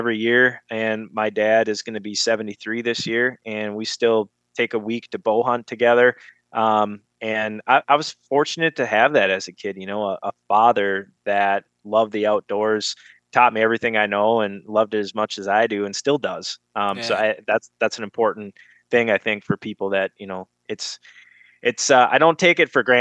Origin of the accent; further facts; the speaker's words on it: Duluth, Minnesota, United States; I grew up in Minnesota on the shores of Lake Superior. I lived about 3 blocks in Duluth, Minnesota, from the Great Lakes